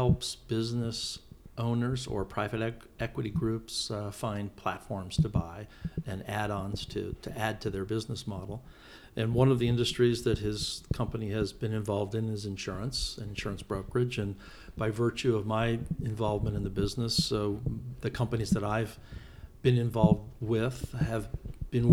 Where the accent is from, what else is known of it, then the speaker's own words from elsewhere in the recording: Kansas City, Missouri, United States; now in Arizona, United States; I really enjoyed growing up there